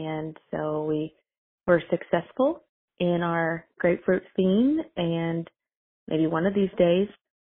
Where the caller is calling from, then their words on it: Salisbury, North Carolina, United States; I'm calling from Salisbury, North Carolina.